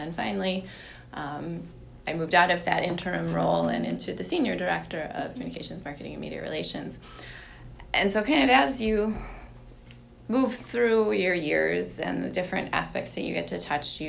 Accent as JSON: {"language": "English", "town": "Winona", "region": "Minnesota", "country": "United States", "tie": "born or raised there", "said": "I grew up in Winona, and my mother worked in the president's office"}